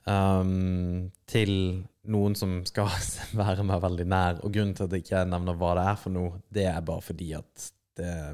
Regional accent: Germany; now in Norway; Jeg er tysker.

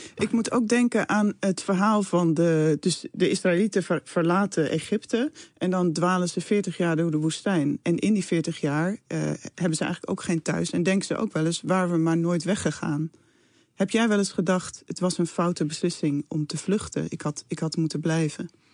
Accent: Netherlands; ik ben eh, geboren in Nederland. Mijn grootouders zijn ook allemaal geboren in Nederland

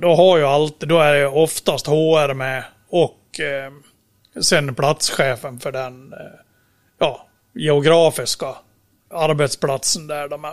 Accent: Dalarna County, Sweden; kommer jag från Dalarna och sitter då i Borlänge

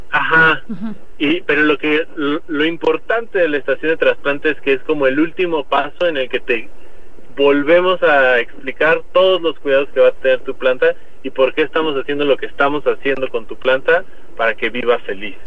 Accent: Mexico

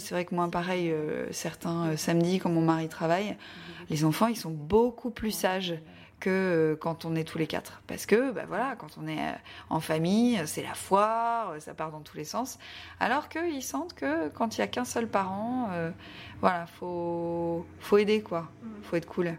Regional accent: the North, Hauts-de-France, France; now in Paris, France; je viens du Nord, je ne suis pas du tout parisienne

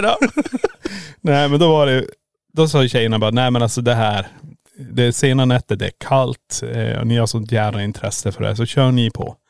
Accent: Kiruna, Norrbotten County, Sweden; born or raised there; moved away as an adult; now in Borås, Sweden

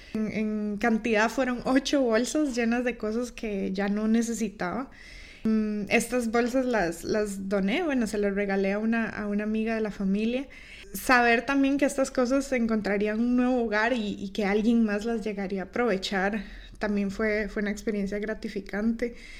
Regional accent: Costa Rica; moved away as an adult; now in Estonia; Yo emigré de Costa Rica a Estonia hace dos años

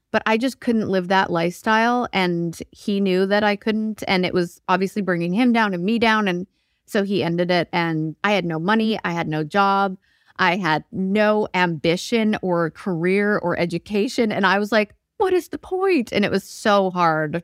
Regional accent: Alberta, Canada; moved away as an adult; also born or lived in Vancouver; now in Nashville, United States; I grew up in Alberta and then moved to Vancouver when I was twenty.

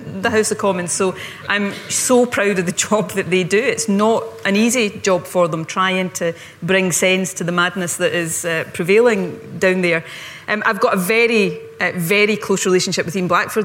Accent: Ayrshire, Scotland, United Kingdom; also born or lived in Glasgow; where I grew up in Ayrshire

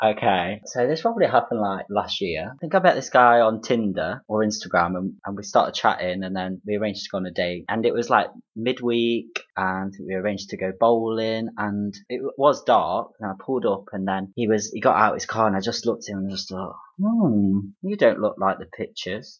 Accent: Derby, East Midlands, United Kingdom; I'm actually from Derby

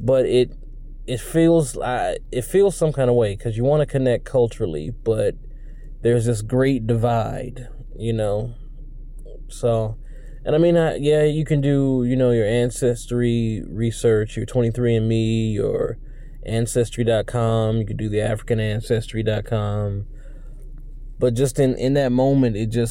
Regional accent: United States; I'm American, man. Like, for better or worse, I'm American

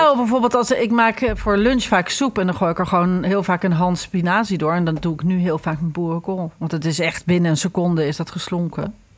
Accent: Ireland; now in Netherlands; ik groeide natuurlijk op in Ierland met Halloween

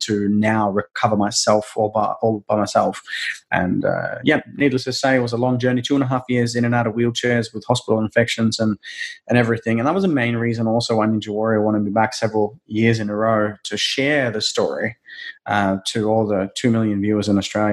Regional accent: Norway; growing up in a small family in Norway, for those of you who have seen the movie Frozen is actually based on my hometown in Norway, a tiny little town of 20,000 people called Arendale. And born and raised in the snow

